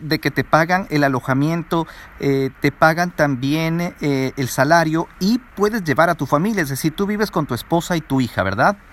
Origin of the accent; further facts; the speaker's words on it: Ecuador; lo que nosotros estamos acostumbrados como latinos, como ecuatorianos.